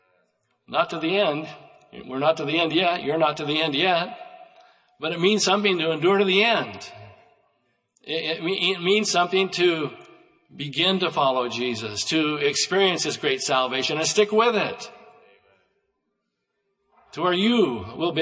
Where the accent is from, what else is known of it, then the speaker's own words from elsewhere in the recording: United States; I grew up in Douglas County, and at that time, in my growing up years, they said that was sheep country, that county had more sheep than any county in the United States